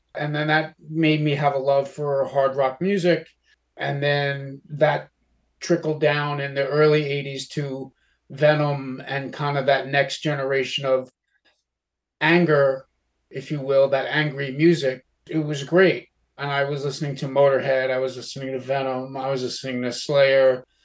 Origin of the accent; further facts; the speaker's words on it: Yonkers, New York, United States; Growing up in Westchester County, Yonkers, New York